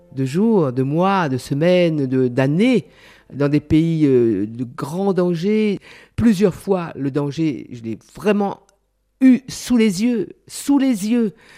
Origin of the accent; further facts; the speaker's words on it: Réunion; moved away; je suis d'abord créole. Après, je suis française